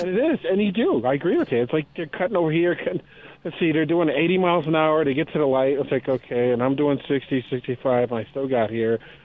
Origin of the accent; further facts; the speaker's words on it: Connecticut, United States; moved away as an adult; now in Colorado, United States; I'm, I'm born and raised in Connecticut. I've been here since '05